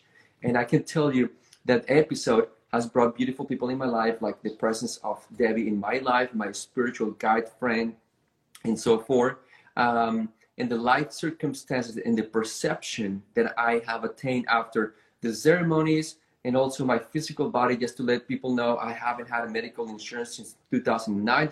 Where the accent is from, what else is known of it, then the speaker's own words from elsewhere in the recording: Bogotá, Bogotá Capital District, Colombia; first language Spanish; English is a second language; moved away as an adult; now in United States; My hometown, Bogota, is in the mountains about 10,000 feet above the sea level.